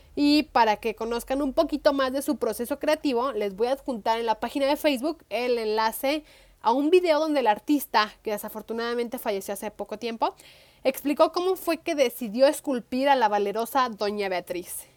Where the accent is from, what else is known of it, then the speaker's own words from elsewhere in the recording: Guadalajara, Jalisco, Mexico; como tapatía